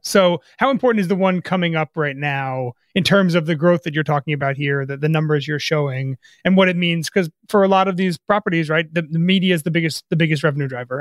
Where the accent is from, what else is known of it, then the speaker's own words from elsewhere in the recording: New Jersey, United States; I grew up in North Jersey as a Jaguars fan